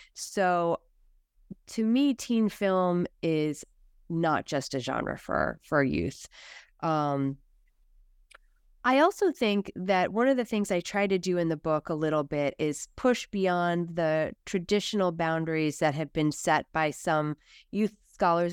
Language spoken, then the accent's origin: English; United States; as American